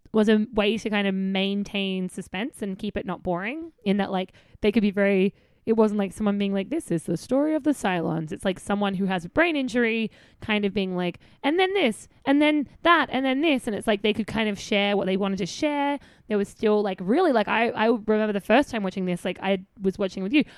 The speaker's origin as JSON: {"language": "English", "country": "Australia", "said": "I'm Australian."}